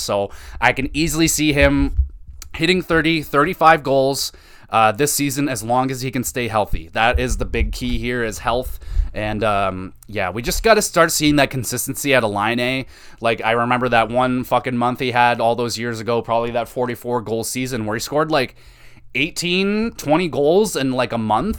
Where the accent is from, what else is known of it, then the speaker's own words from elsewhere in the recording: Canada; as a Canadian